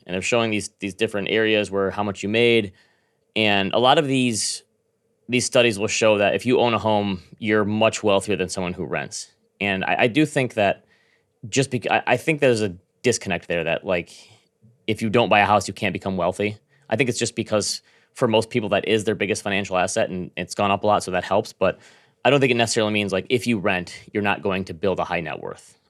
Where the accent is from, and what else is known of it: Grand Rapids, Michigan, United States; born or raised there